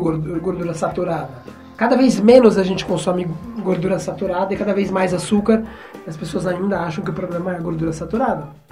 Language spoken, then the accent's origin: Portuguese; Brazil; eu sou brasileiro